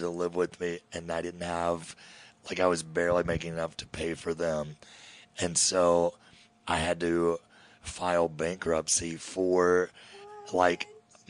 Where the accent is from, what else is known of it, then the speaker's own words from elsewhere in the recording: Kentucky, United States; I'm from Kentucky.